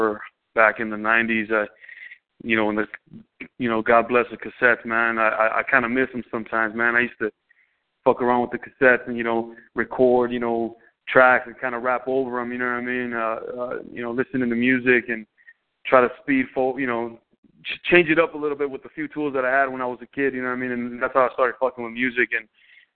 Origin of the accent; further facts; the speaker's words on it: Los Angeles, California, United States; I'm originally from the San Fernando Valley out here in L.A. County. I grew up in Silmar/Pacoima, moving back and forth growing up in the valley